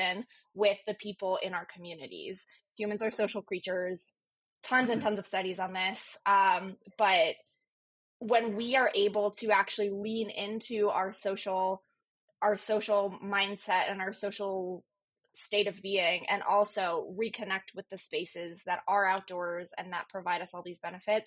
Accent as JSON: {"language": "English", "region": "Virginia", "country": "United States", "tie": "born or raised there", "also_born_or_lived": "Chicago", "moved": "as an adult", "said": "I grew up on the East Coast in Virginia."}